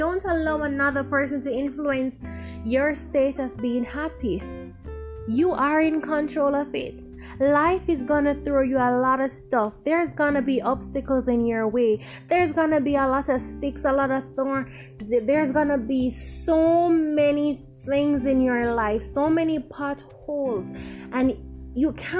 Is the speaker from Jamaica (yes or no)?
yes; Jamaica; we're Jamaican.